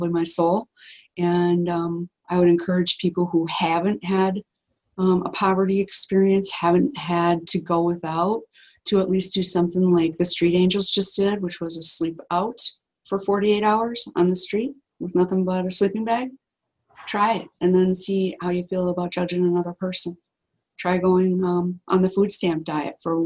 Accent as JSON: {"language": "English", "region": "Wisconsin", "country": "United States", "said": "we're from Wisconsin"}